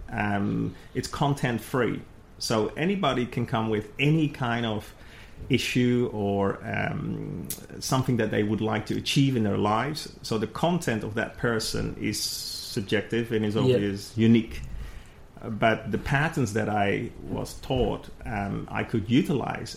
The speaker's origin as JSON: {"language": "English", "country": "Netherlands", "tie": "born or raised there", "moved": "yes", "said": "I came from the Netherlands, in a quite a safe environment on a farm, you know, with other farms around you, and so a small community"}